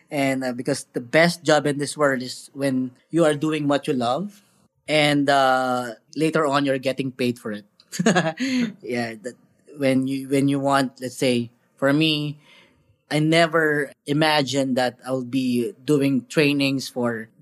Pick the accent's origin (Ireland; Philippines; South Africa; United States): Philippines; as a Filipino